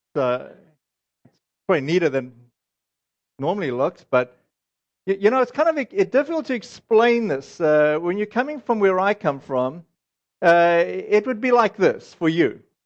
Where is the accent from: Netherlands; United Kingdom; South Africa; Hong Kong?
South Africa; now in United States; this is our South African, uh, heritage